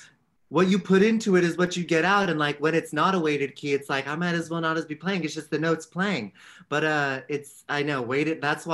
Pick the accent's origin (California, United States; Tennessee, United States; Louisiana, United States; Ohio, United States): California, United States; San Francisco; San Francisco. Yeah.